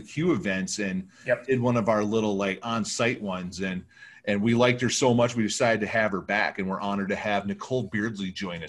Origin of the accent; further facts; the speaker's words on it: Michigan, United States; moved away; my trek to Michigan recently, I brought back a boatload of beer from the local brewery in my hometown.